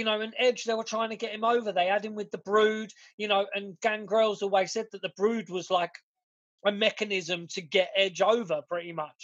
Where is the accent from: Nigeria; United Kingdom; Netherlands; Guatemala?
United Kingdom; we're British